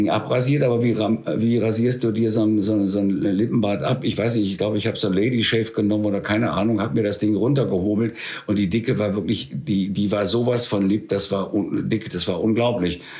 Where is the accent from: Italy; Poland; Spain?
Spain; weil ich bin ja in der Zeit in Spanien groß geworden.